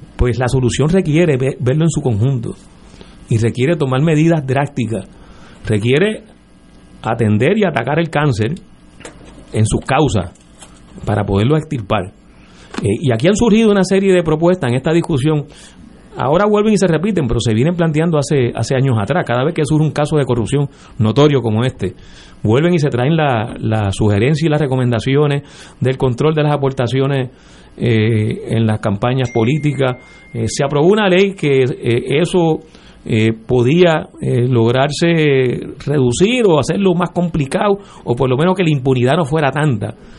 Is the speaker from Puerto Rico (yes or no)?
yes; San Juan, Puerto Rico; no soy de Guaynabo, eh, nací en Río Piedra, que luego lo fusionaron con San Juan